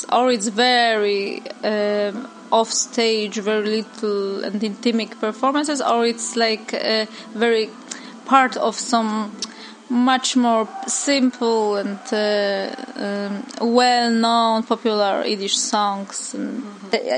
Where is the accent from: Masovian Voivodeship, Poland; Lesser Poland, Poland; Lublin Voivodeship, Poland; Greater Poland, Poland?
Masovian Voivodeship, Poland; Warsaw; From Warsaw, from Old Prague.